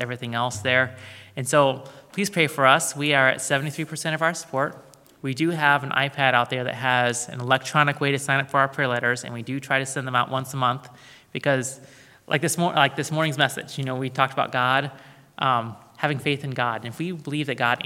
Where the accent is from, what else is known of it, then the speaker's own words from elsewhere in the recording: United States; Americans like us